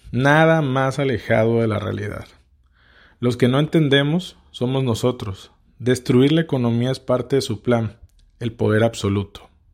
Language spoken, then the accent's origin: Spanish; Tabasco, Mexico; nací en Tabasco y tengo 33 años